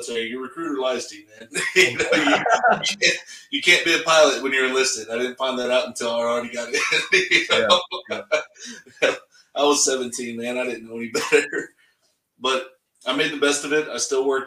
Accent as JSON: {"language": "English", "town": "Bronte", "region": "Texas", "country": "United States", "tie": "born or raised there", "said": "So I grew up in Bront, Texas. It was like population like 700"}